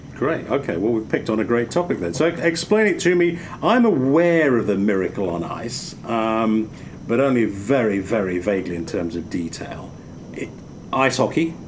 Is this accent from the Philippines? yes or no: no; England, United Kingdom; growing up in England